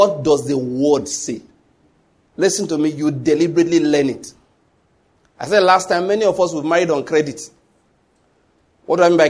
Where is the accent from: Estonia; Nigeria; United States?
Nigeria; If you live in Nigeria like me, I've always lived